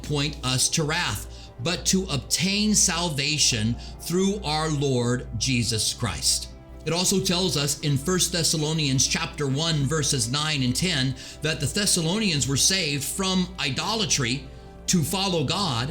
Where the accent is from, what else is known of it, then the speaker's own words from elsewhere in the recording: United States; I'm an American